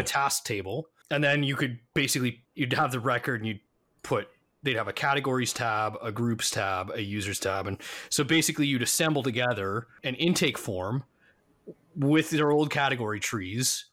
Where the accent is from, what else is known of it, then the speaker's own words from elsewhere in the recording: Canada; moved away as an adult; now in United States; I'm Canadian